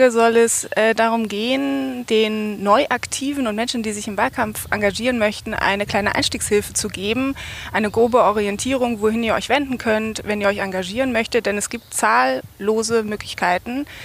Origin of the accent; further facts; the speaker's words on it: Berlin, Germany; Und bin auch Berlinerin, bin hier auch eingetreten vor zweieinhalb Jahren